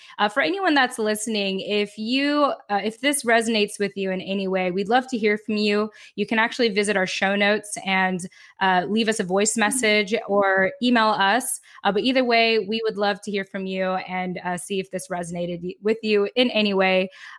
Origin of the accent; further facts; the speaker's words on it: United States; maybe I haven't really addressed who I am as a Filipino American woman